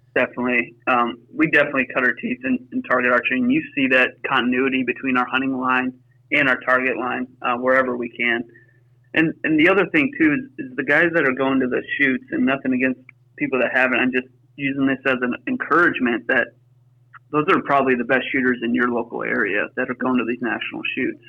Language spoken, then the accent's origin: English; Pittsburgh, Pennsylvania, United States; now in Wisconsin, United States; we grew up in Pittsburgh, Pennsylvania